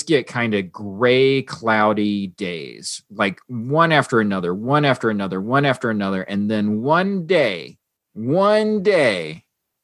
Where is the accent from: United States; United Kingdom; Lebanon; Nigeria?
United States; North Carolina; now in South Florida, United States; I grew up in North Carolina and we had seasons there, right? I mean, I don't have seasons where I live now. It's perpetually summer in South Florida